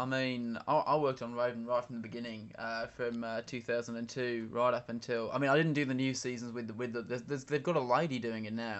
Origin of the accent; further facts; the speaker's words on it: Barry Island, Wales, United Kingdom; I'm from Barrie Island in Wales.